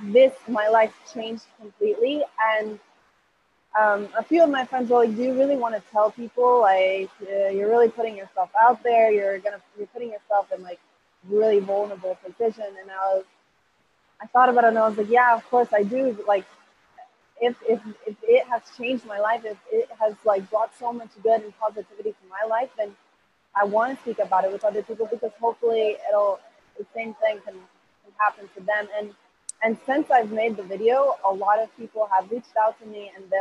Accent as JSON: {"language": "English", "town": "Hillsborough", "region": "North Carolina", "country": "United States", "tie": "born or raised there", "second_language": "English", "lives_now": "Costa Rica", "said": "I'm from Costa Rica. I'm currently living in Costa Rica"}